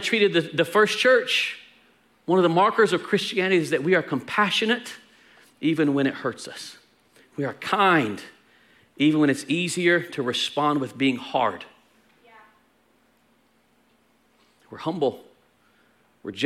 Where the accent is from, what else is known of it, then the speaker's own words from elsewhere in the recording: Texas, United States; We're Texan